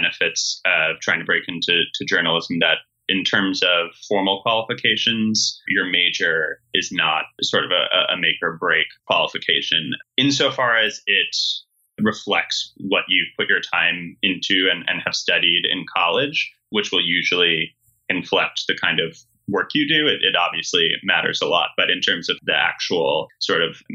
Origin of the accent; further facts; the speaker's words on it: Montclair, New Jersey, United States; my town's magazine, Montclair Magazine, where I grew up in New Jersey